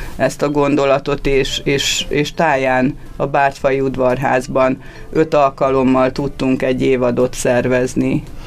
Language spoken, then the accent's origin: Hungarian; Tokaj-Hegyalja, Borsod-Abaúj-Zemplén, Hungary; szokajhegyaljai vagyok, és ugye nálunk az, hogy bor és pálinka az az életnek a része, mindennapos része, tehát ö, én abba születtem bele